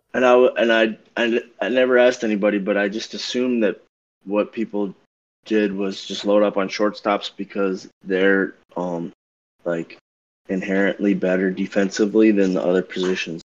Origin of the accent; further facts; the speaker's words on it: Everett, Massachusetts, United States; moved away; I'm from Everett